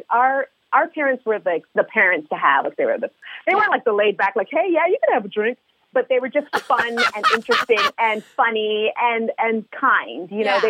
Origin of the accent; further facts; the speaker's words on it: Montreal, Quebec, Canada; we grew up in Montreal, Canada